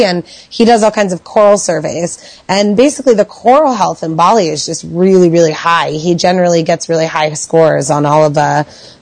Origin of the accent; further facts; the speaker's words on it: Falls Church, Virginia, United States; I'm from Northern Virginia